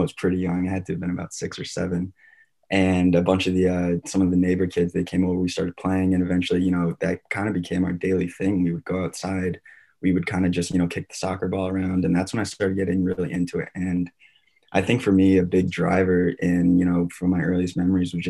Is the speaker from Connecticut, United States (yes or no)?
yes; Glastonbury, Connecticut, United States; also born or lived in Waterford, Connecticut / Colorado; we moved out to Colorado when I was around one. And my family that was there for about 6-7 years before we finally, moved back to my hometown, which is now Glastonbury, Connecticut